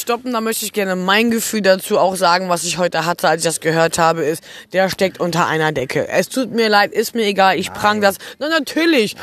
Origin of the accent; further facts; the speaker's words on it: Germany; in Deutschland, dem Land, wo ich geboren bin